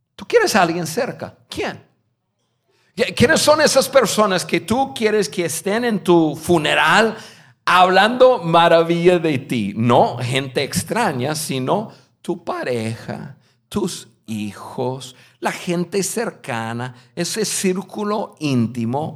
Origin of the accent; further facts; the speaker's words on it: United States; Spanish is a second language; moved away as an adult; also born or lived in Mexico; Yo soy un gringo, nacido en un estado al norte de Estados Unidos, donde no conocí ningún latino en mi vida, hasta los, hasta los 19 años